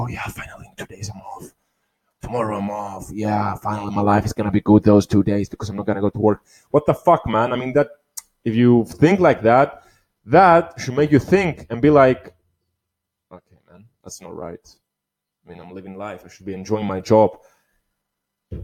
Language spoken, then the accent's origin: English; Cyprus; here in my hometown, my country where I was born, Cyprus.